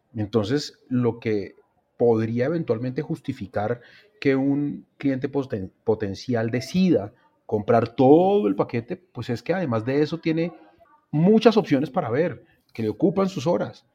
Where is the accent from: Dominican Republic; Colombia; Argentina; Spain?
Colombia; como colombiano